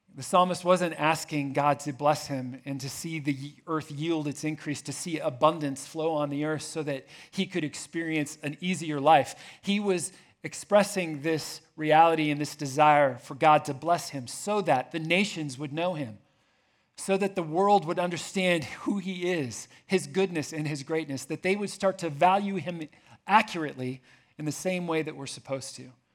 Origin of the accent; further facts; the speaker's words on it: Indianapolis, Indiana, United States; moved away as an adult; also born or lived in Jordan; I grew up here in Indianapolis.